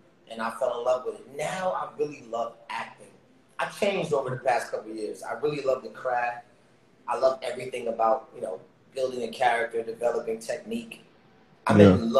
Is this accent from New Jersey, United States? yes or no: yes; New Brunswick, New Jersey, United States; I come from New Brunswick.